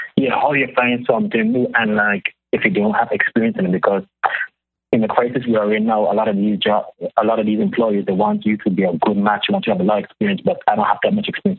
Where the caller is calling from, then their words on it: Netherlands; I'm calling from the Netherlands